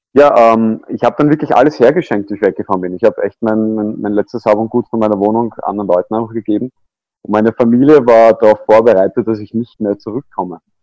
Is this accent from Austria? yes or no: yes; Vienna, Austria; ich bin aufgewachsen in Wien